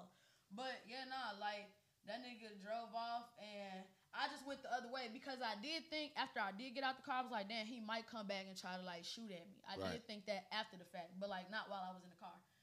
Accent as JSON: {"language": "English", "town": "Memphis", "region": "Tennessee", "country": "United States", "said": "I'm from Memphis"}